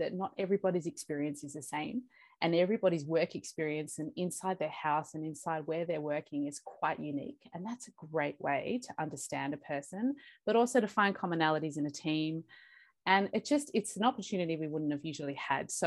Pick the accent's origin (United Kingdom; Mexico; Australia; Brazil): Australia; also born or lived in Bogota, Colombia; I was born in Bogota in Colombia. And I came over to Australia when I was 6 weeks old